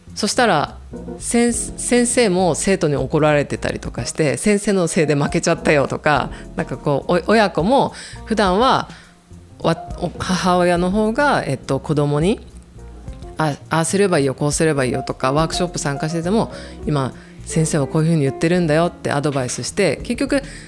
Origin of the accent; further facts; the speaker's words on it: Kanto, Japan; also born or lived in Obihiro, Hokkaido; 私は生まれたのは帯広なんですけれども、すぐにもう関東に来てしまったので北海道で育った記憶がないです